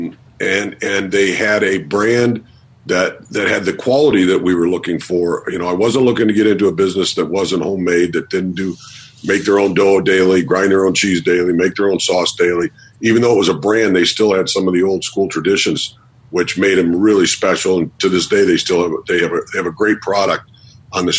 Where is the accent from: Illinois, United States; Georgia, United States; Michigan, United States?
Michigan, United States; Detroit; moved away as an adult; also born or lived in Harrisburg, Pennsylvania; I was from Detroit, Michigan